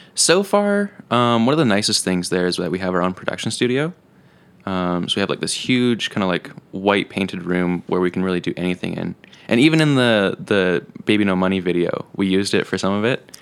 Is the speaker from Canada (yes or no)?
yes; Penticton, British Columbia, Canada; moved away as an adult; now in Kelowna, Canada; originally I was born in Penticton, born and raised.